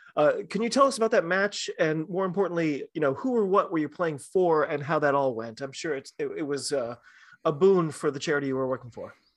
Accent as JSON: {"language": "English", "country": "United States", "said": "I'm an American rugby fan"}